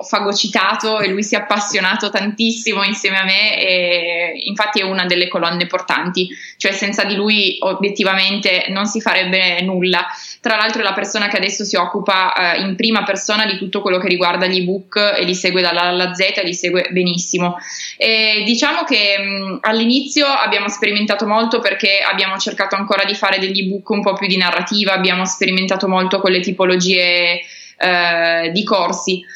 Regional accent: Turin, Piedmont, Italy; Io sono di Torino e infatti in questo momento sono, sono qua

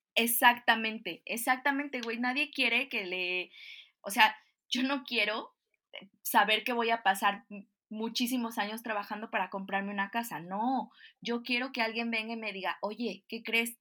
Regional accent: Mexico; como mexicana

